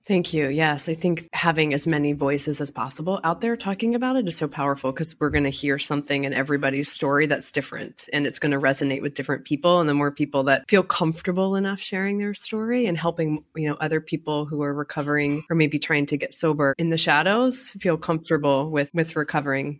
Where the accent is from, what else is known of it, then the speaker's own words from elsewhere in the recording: Baltimore, Maryland, United States; I grew up in Baltimore